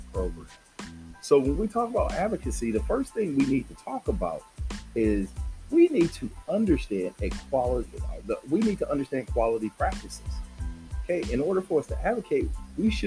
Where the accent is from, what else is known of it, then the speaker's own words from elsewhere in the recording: Southern California, United States; I'm from Southern California